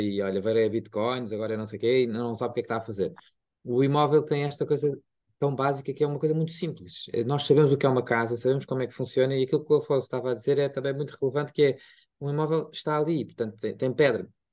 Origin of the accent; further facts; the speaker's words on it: Lisbon, Portugal; eu também sou de Lisboa